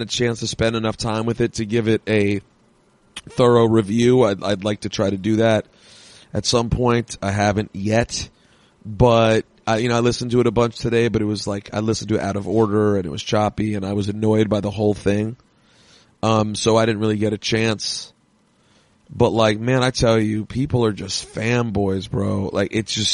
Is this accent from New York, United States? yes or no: yes; New York City, New York, United States; I'm from New York City